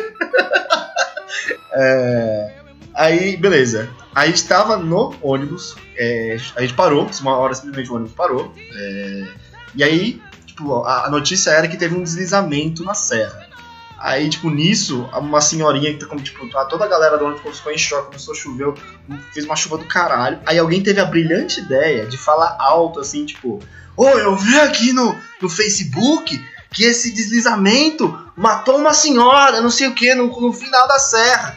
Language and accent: Portuguese; Santos, São Paulo, Brazil; moved away as an adult; eu sou de Santos